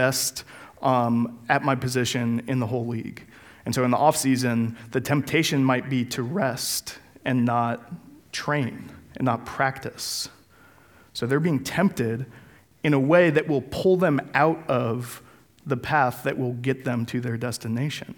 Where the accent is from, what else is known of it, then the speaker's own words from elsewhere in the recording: Denver, Colorado, United States; moved away; I'm from Colorado and the great city of Denver